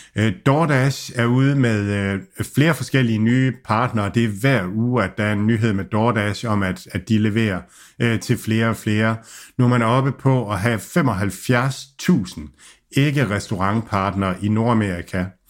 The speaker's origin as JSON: {"language": "Danish", "country": "Denmark"}